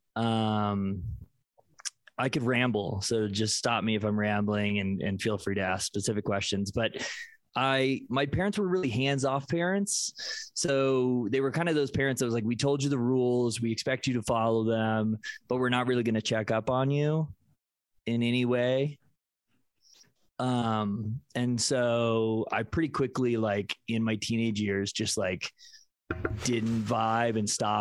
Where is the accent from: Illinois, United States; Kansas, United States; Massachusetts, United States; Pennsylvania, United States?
Kansas, United States; Kansas City; I grew up Southern Baptist in Kansas City, Kansas, suburbs of Kansas City, Kansas